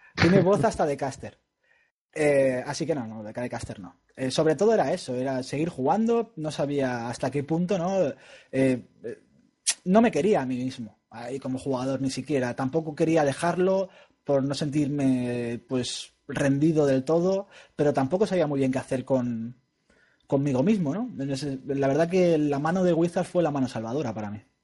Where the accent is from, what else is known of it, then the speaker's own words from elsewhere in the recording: Spain; somos españoles